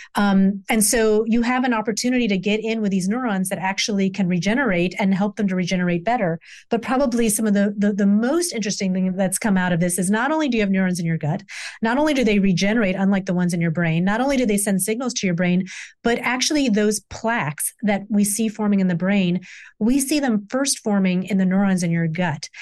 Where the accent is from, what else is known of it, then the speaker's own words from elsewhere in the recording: the South, United States; I grew up in the South.